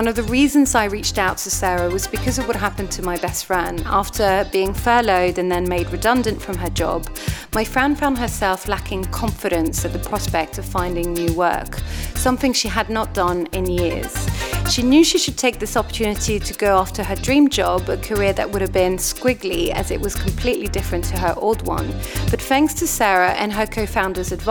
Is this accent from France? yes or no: yes; France; growing up in France